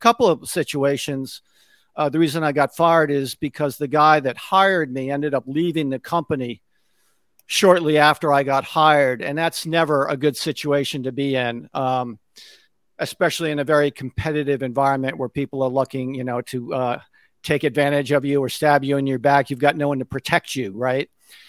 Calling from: Connecticut, United States; So I'm just outside of New York City in Connecticut. I'm about an hour outside of New York City.

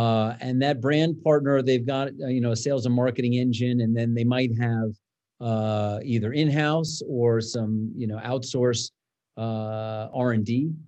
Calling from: Broomfield, Colorado, United States; Zooming in from the Kitchen Coop offices in Broomfield, Colorado.

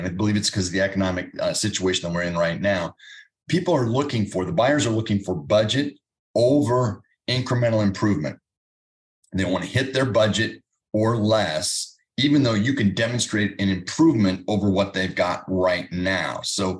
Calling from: Indianapolis, Indiana, United States

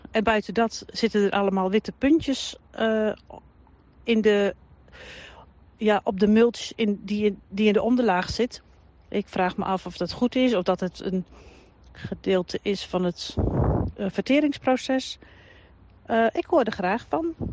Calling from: Dinteloord, North Brabant, Netherlands; uit Dinteloord.

